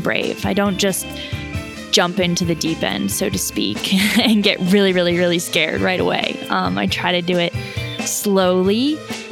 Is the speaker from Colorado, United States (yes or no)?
yes; Colorado, United States; now in California, United States; I'm originally from Colorado. I live in California now.